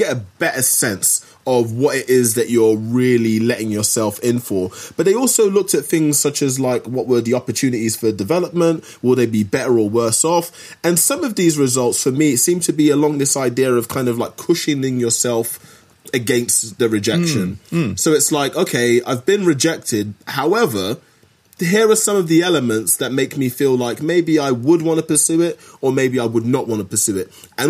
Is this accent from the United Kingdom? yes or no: yes; United Kingdom; me being a Brit